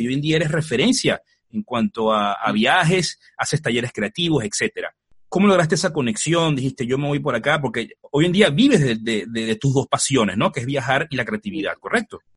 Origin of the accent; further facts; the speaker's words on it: Venezuela; yo soy venezolano